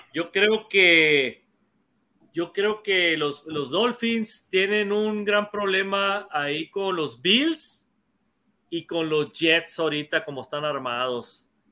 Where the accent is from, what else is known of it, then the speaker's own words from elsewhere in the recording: Mexicali, Baja California, Mexico; also born or lived in Hermosillo, Sonora; now in Sonora, Mexico; yo nací en Hermosillo, pero de muy chiquito me fui a vivir a Mexicali. Entonces, eh, yo soy el más chico de la familia y yo crecí viendo a los Cowboys